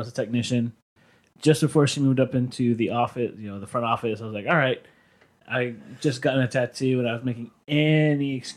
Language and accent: English; Hawthorne, California, United States; I grew up in Hawthorne